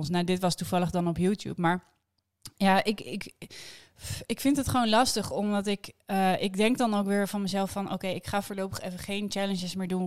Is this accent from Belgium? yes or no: no; Amsterdam, North Holland, Netherlands; we komen uit de Jordaan.